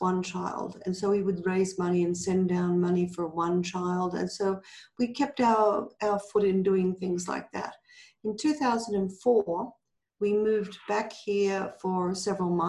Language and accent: English; Australia; moved away as an adult; also born or lived in Canada; now in Guatemala; I'm Australian